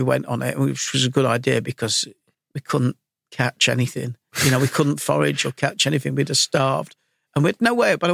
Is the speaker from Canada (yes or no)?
no; Leeds, Yorkshire and the Humber, United Kingdom; also born or lived in London; Growing up in Leeds, I mean, I'm 57 now, so I'm ancient